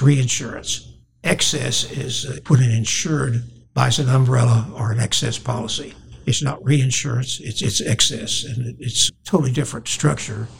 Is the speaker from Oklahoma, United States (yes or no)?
yes; Oklahoma City, Oklahoma, United States; Grew up in Oklahoma City and in the uh, South Side.